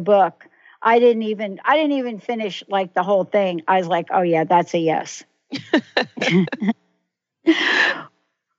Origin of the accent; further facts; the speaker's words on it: New York City, New York, United States; moved away; also born or lived in New Jersey; I'm a girl from the Bronx, New York, right? And born in the Bronx, lived in New Jersey.